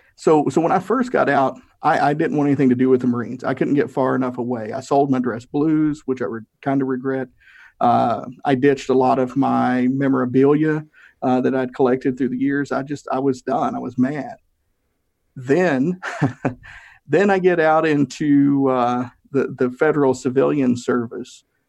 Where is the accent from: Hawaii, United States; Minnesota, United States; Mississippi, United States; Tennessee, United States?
Tennessee, United States; I'm from Tennessee. We have a lot of weird sayings